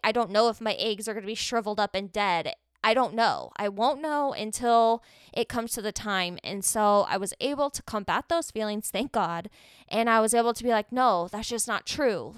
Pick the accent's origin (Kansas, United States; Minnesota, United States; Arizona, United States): Arizona, United States; I'm from Arizona